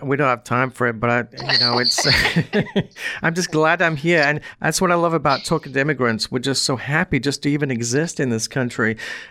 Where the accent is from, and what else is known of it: Manchester, North West England, United Kingdom; born or raised there